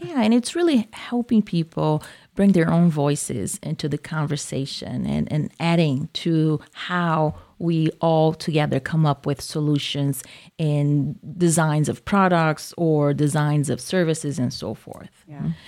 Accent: Brazil; accent: southern; moved away as an adult; also born or lived in Japan; now in Iowa, United States; I was born in Brazil, grew up in Brazil

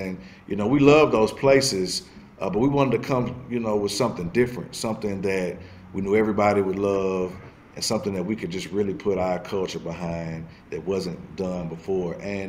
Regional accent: the South, United States; growing up in the South

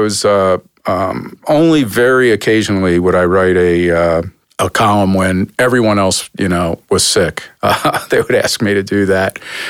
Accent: Philadelphia, Pennsylvania, United States; moved away as an adult; also born or lived in Atlanta / San Diego; now in Cleveland, United States; the kind of town I grew up in Philadelphia.

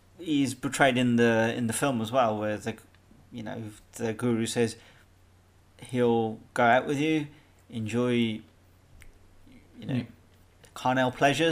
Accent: England, United Kingdom; moved away as an adult; now in Ireland; when I was growing up in England

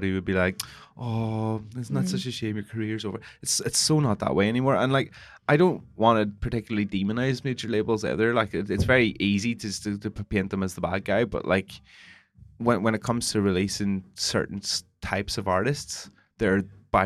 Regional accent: Northern Ireland, United Kingdom; I'm Northern Irish

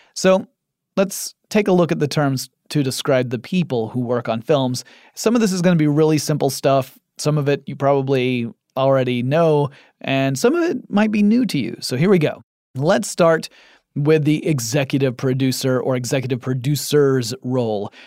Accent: Atlanta, Georgia, United States; I live in Atlanta, Georgia, in the United States of America. And my hometown has become something of a second Hollywood

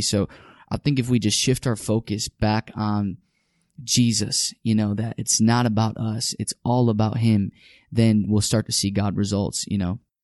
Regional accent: Chicago, Illinois, United States; South side of Chicago

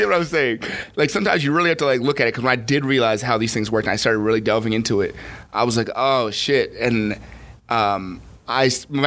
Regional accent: Newark, New Jersey, United States; I was born here. I was born in Jersey

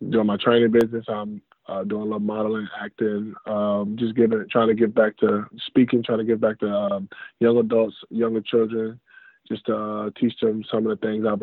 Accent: Jackson, Mississippi, United States; also born or lived in Stillwater, Oklahoma; I was born in Stillwater, Oklahoma. Uh, I've traveled, lived in Missouri, Texas, Alabama, California, different places. But I reside in Jackson, Mississippi I claim Jackson, Mississippi. That's where I'm from.

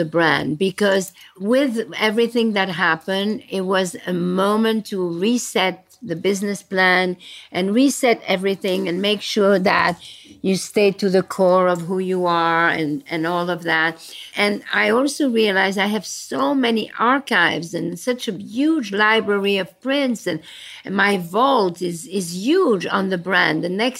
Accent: Belgium; born there; So since you talk about Brussels, I was born in Belgium after the war.

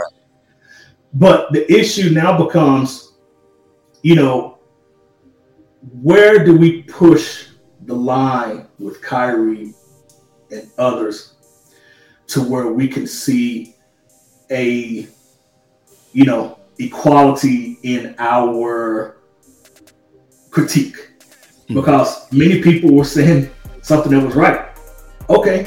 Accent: Arkansas, United States; now in Los Angeles, United States; my home state of Little Rock, home state of Arkansas

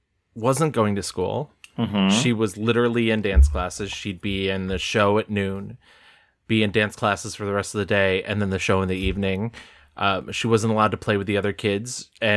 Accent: New York, United States; Because I grew up in New York, but not the city portion

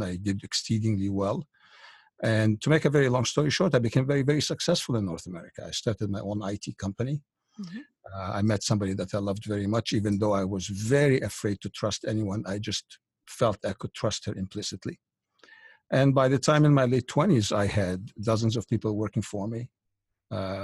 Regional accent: Egypt; moved away; I was born in Egypt back in 1952 in what you would consider kind of a upper middle class, very religious family, as Egypt is in general, quite religious at that time

